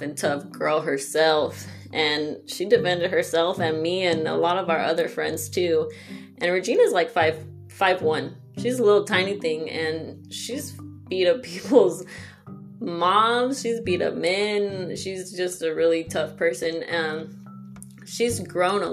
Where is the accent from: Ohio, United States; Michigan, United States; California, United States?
California, United States; Los Angeles; growing up in San Pedro, which is LA County